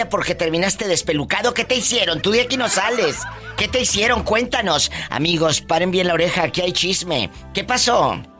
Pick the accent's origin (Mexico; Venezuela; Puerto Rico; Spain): Mexico; Guanajuato; De Guanajuato.